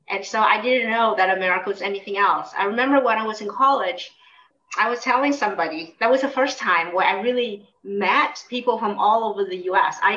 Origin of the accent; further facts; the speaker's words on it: United States; now in Singapore; well, I know I'm Vietnamese American, but, but I guess being Vietnamese is make up such a huge part of me. I would say I'm Vietnamese.